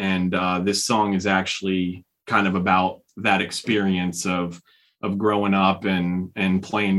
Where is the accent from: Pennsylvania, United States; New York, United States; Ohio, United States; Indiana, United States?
Ohio, United States; And then we kind of met back up in high school in a small little farm town in Ohio.